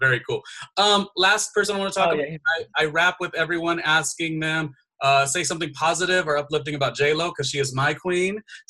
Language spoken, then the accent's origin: English; Long Beach, California, United States; moved away as an adult; also born or lived in Studio City / Harlem, New York; I grew up near the Long Beach area in Southern California. So even though I lived in Studio City for all these years and worked in radio, et cetera, et cetera, there was nothing like that first time I moved to Harlem